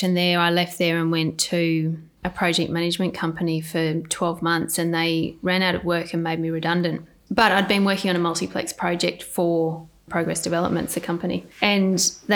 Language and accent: English; Sydney, New South Wales, Australia; I was born in Sydney, Royal North Shore Hospital. Grew up in Lynfield